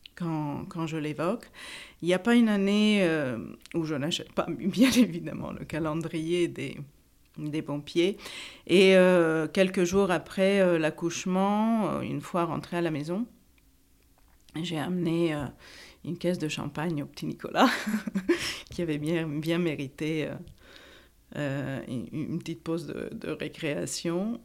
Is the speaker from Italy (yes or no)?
yes; Italy; also born or lived in Paris; now in France; j'ai 51 ans, je suis italienne